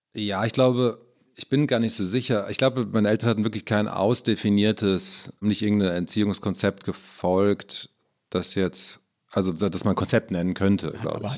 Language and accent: German; Maintal, Hesse, Germany; also born or lived in Frankfurt am Main; now in Berlin, Germany; geboren in Frankfurt am Main, aufgewachsen in Maintal Ost.